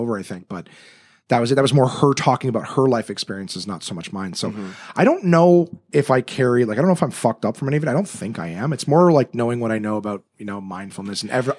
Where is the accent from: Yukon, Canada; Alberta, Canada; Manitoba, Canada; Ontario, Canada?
Ontario, Canada; Ottawa; born or raised there; also born or lived in North Bay, Ontario